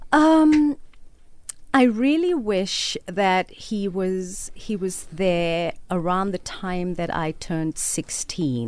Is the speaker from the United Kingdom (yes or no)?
no; Cape Town, Western Cape, South Africa; also born or lived in Mitchells Plain, Cape Town; I was born in District 6 and we lived there until I was eight or nine.